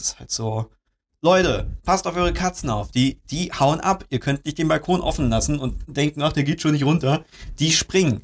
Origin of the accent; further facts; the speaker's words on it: Germany; als Deutscher